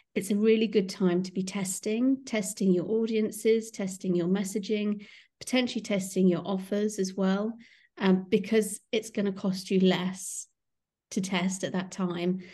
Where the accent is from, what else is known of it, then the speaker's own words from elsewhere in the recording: Kingston upon Thames, London, United Kingdom; I'm from Kingston upon Thames